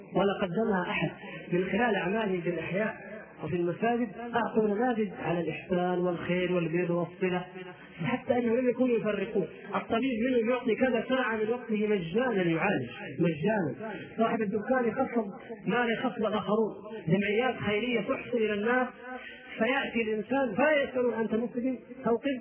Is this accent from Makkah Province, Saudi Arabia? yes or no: yes; Jeddah, Makkah Province, Saudi Arabia; عندنا في جده